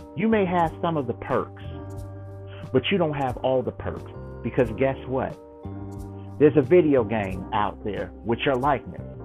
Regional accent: Chicago, Illinois, United States; I'm from Chicago. Chicago, Illinois

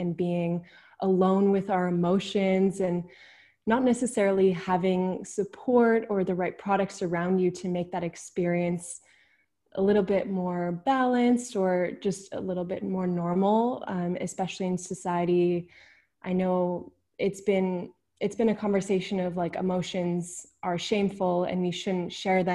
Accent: Vancouver, British Columbia, Canada; moved away as an adult; now in Netherlands; I'm originally from Vancouver, BC. I was born and raised there, really close to nature.

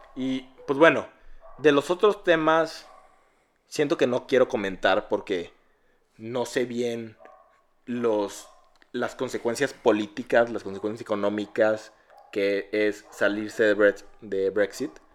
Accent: Mexico; yo no soy británico, soy un mexicanote

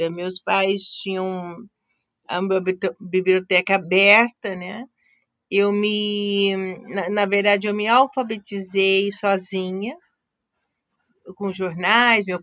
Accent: Araçatuba, São Paulo, Brazil; eu sou de Aracatuba, interior de São Paulo.

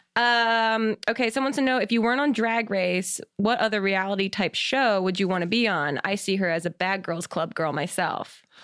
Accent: New Jersey, United States; moved away; I'm from Jersey originally

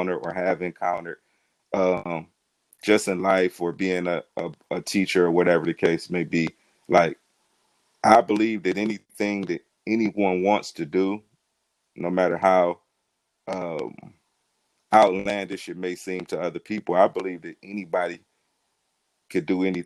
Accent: Cleveland, Ohio, United States; I am from Cleveland, Ohio. Born and raised on the east side of Cleveland, Ohio

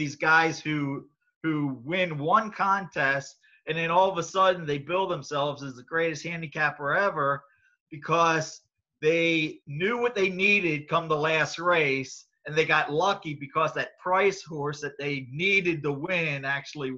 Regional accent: Maryland area, United States; I was from the Maryland area

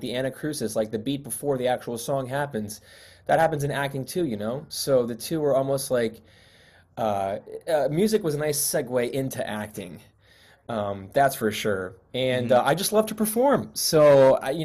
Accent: New York City, New York, United States; moved away as an adult; now in Los Angeles, United States; I was born and raised in Queens, and I came out to college here

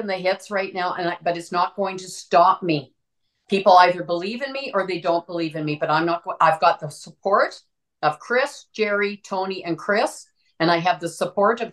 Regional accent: Saskatchewan, Canada; now in Alberta, Canada; I'm from Saskatchewan

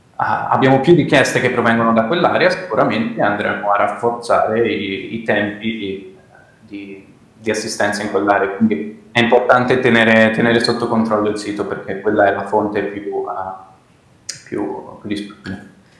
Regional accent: Milan, Lombardy, Italy; sono nato e cresciuto a Milano

